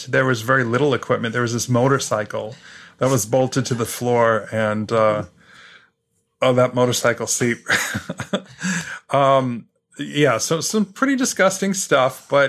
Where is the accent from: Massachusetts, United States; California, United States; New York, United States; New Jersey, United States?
New York, United States; New York City; now in Boston, United States; I'm from New York City, so that's probably how I deal with it.